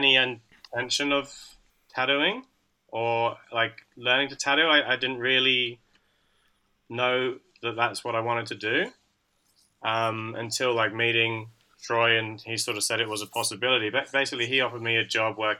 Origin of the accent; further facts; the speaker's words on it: Taunton, South West England, United Kingdom; moved away as an adult; also born or lived in Perth, Australia; now in Sydney, Australia; I'm from a like small town in the southwest called Taunton